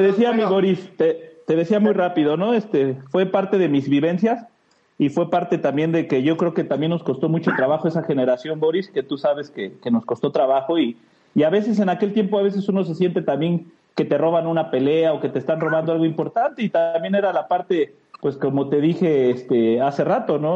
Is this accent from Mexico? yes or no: yes; Mexico City, Mexico; moved away as an adult; now in Guadalajara, Mexico; Soy orgullosamente capitalino, ante la gente, pues somos chilangos, ¿verdad? Pero soy capitalino, soy de Ciudad de México